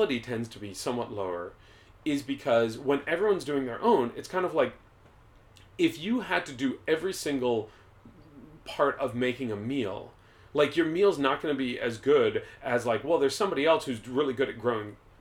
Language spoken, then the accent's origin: English; United States; as an American